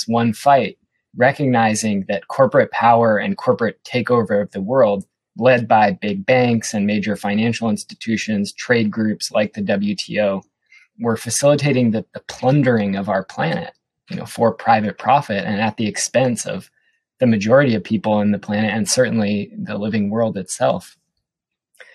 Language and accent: English; Seattle, Washington, United States; My background is I grew up in Seattle